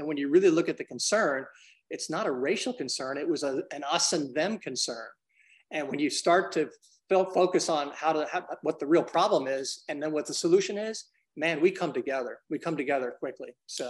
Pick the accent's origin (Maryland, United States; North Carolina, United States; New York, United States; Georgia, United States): New York, United States; Brooklyn; now in Memphis, United States; I grew up in Brooklyn, and I've lived in 15, 16 cities. And I've been here in Memphis since 86.